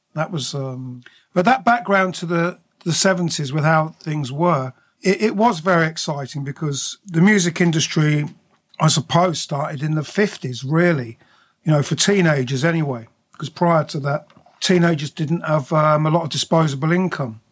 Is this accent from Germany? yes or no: no; High Wycombe, South East England, United Kingdom; moved away as an adult; also born or lived in London / Slough, Berkshire; I went to school in, in Berkshire, in Slough, and then High Wycombe